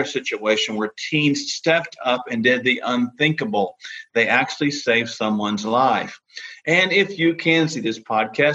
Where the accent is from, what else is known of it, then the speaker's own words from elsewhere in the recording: Oklahoma, United States; my home state, the state of Oklahoma